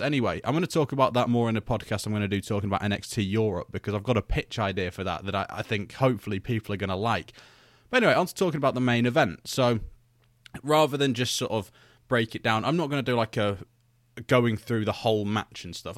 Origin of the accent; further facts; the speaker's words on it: United Kingdom; I'm British